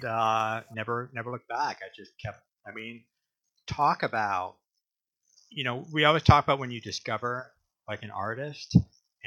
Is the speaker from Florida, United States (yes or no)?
yes; Hudson, Florida, United States; in growing up in Florida, I grew up in Hudson, Florida, which is not far from Port Richey, Florida.